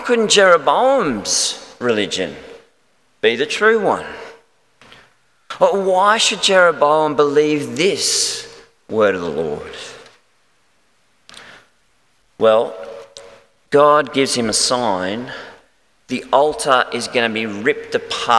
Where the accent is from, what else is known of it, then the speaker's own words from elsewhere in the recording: Melbourne, Victoria, Australia; moved away; I'm actually from Melbourne originally